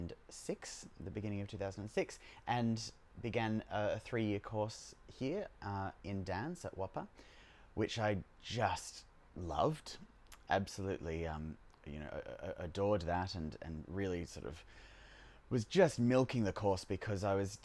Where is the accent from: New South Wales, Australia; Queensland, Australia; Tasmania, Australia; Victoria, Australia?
New South Wales, Australia; Dubbo; moved away as an adult; also born or lived in Western Australia; I grew up in Dubbo. Yep. New South Wales, I would say a little country town. They call themselves a city. And I grew up in Dubbo until the age of 18.